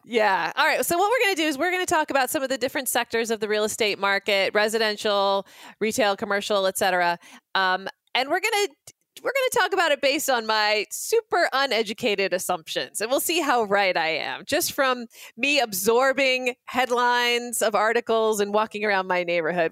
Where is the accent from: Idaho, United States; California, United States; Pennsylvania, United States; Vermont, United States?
Idaho, United States; Boise; I hail from Boise, Idaho